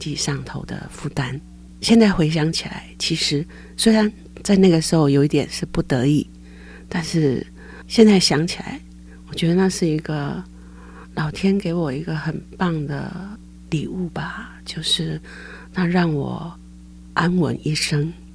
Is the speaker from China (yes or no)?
no; Caotun, Nantou County, Taiwan; moved away as an adult; now in Taoyuan, Taiwan; 我到家乡在南投草屯，是一个乡下，我父亲是种田的。因为家里很穷，所以后来呢，我就选择去念师专